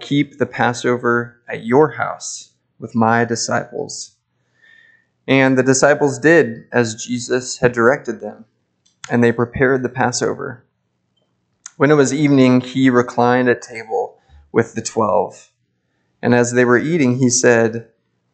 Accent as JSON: {"language": "English", "town": "Lincoln", "region": "Nebraska", "country": "United States", "said": "I hail from Lincoln, Nebraska"}